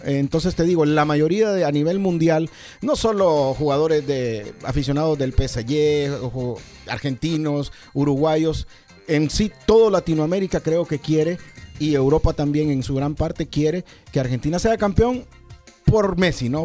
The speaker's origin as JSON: {"language": "Spanish", "country": "Honduras", "said": "nosotros los, los centroamericanos, de los hondureños"}